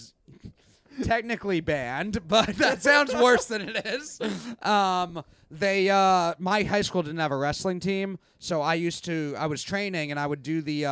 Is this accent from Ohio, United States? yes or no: no; New York City, New York, United States; I grew up in Bayside